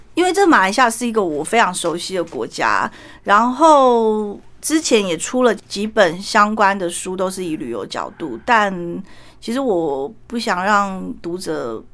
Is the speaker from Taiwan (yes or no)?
yes; Taiwan; also born or lived in Malaysia; 我们台湾人